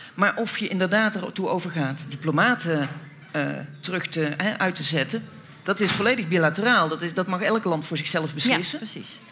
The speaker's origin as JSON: {"language": "Dutch", "country": "Netherlands", "said": "als Nederlanders"}